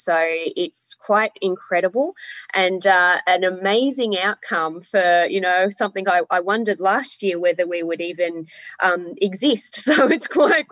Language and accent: English; Melbourne, Victoria, Australia; moved away as an adult; now in Hobart, Australia; I'm from Melbourne originally, but I have lived here for 17 years